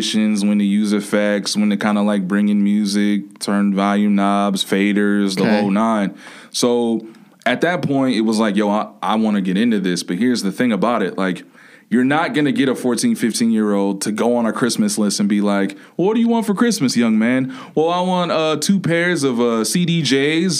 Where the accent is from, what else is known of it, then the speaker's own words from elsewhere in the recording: Benton Harbor, Michigan, United States; also born or lived in Kalamazoo, Michigan; now in Arizona, United States; I'm from Benton Harbor, and then I lived there for 15 years. And then I moved to Kalamazoo